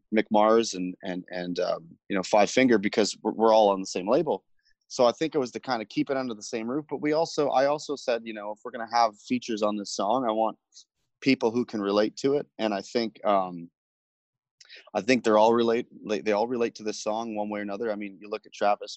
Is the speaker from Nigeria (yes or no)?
no; Canada; as a Canadian country artist